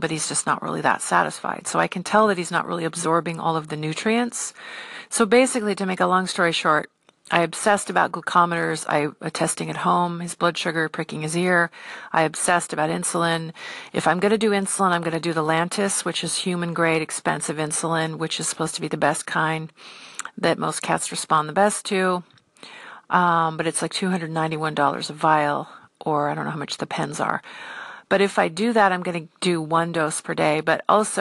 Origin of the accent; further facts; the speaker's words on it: United States; I'm an American